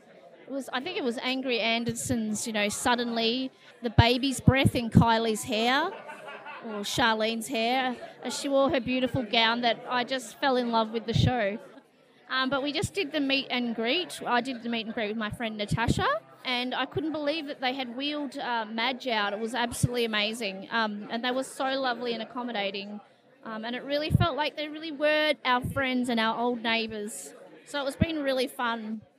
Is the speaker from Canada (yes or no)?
no; Tasmania, Australia; I grew up in Tasmania and we only had two TV channels.